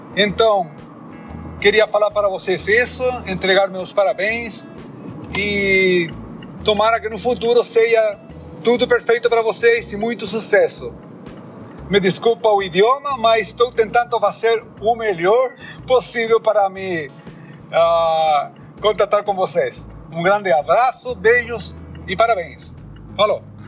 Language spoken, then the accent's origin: Portuguese; Chile; sou chileno, moro na cidade de Santiago